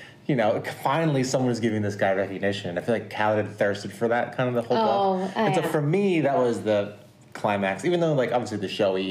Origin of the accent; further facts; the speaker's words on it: United States; I'm an American. And I'm going to say it like an American